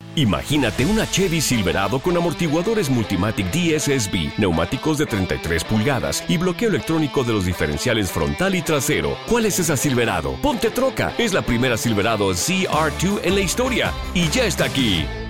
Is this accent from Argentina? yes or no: no; Matamoros, Tamaulipas, Mexico; now in Houston, United States; yo soy originario de México, la ciudad de Matamoros, estado de Tamaulipas, México, frontera con Estados Unidos.